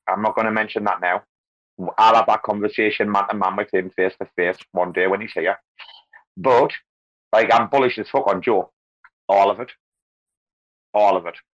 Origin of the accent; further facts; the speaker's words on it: North East England, United Kingdom; now in Bangkok, Thailand; northeast, northeast England